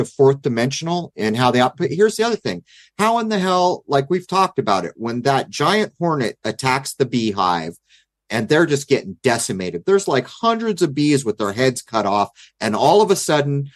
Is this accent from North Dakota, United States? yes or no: no; San Diego, California, United States; growing up in East County of San Diego